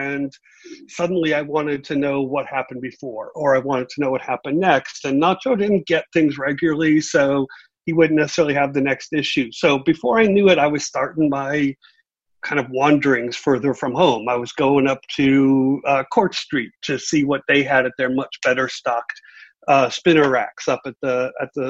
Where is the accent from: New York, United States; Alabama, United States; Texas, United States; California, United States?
New York, United States; New York City; also born or lived in Columbus; born in Columbus, but I grew up in Brooklyn.